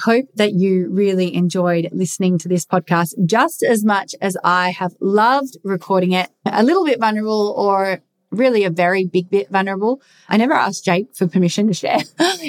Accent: England, United Kingdom; I'm English

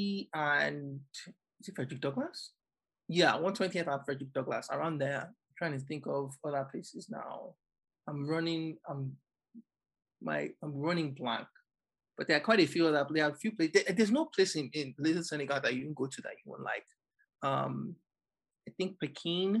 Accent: Nigeria; now in New York, United States; as a Nigerian

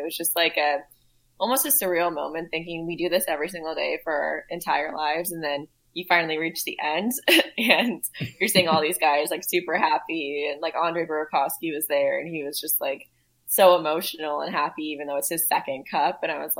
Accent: Woodinville, Washington, United States; So I went to high school. So I grew up in Woodinville, Washington. It's like a winery town, like 20, 30 minutes outside of Seattle.

